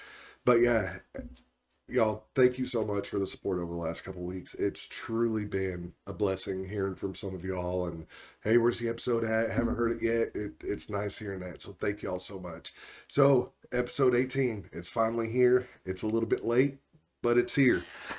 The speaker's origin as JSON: {"language": "English", "region": "Oklahoma", "country": "United States", "tie": "born or raised there", "said": "but I'm from Oklahoma originally, and I did about everything in this state except being born."}